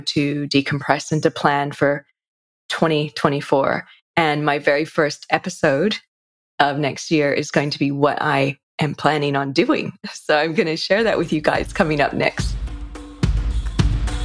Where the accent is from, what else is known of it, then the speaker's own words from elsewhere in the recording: California, United States; now in Sydney, Australia; I'm originally from California